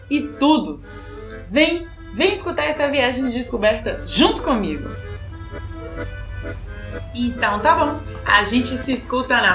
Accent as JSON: {"language": "Portuguese", "region": "Bahia", "country": "Brazil", "tie": "born or raised there", "moved": "as an adult", "lives_now": "Buenos Aires, Argentina", "said": "Sou baiana. Joga pra cima! Nordestina de nascimento."}